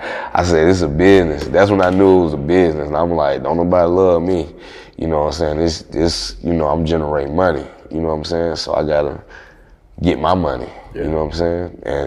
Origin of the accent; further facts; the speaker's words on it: the South, United States; I thought I was supposed to keep it neutral because I'm from the South, you know what I'm saying?